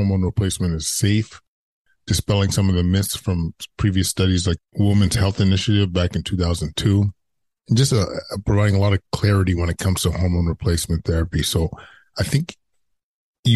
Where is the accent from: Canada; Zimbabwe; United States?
Canada; Edmonton, Alberta; moved away as an adult; I'm born and raised in Edmonton and came here approaching 20 years.